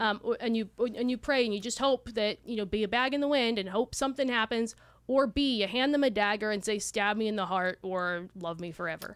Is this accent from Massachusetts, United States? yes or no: no; Southern California, United States; now in Austin, United States; We are Austinites, but we are originally from Southern California